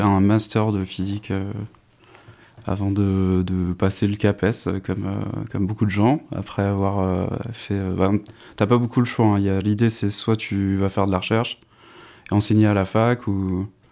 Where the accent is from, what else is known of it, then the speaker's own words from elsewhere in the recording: north-east France, France; now in Dijon, France; j'habite euh, à Dijon, mais je suis originaire du nord-est de la France